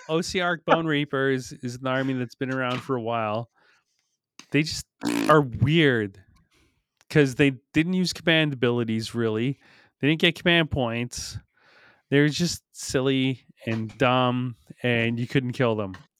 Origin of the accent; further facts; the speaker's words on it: Canada; we're all Canadian